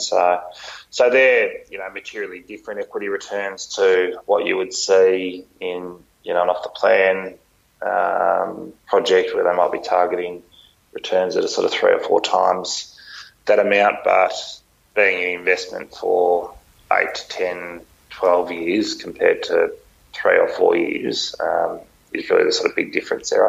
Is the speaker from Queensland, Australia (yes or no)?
no; Phillip Island, Victoria, Australia; also born or lived in Melbourne; growing up on Phillip Island and going to high school down there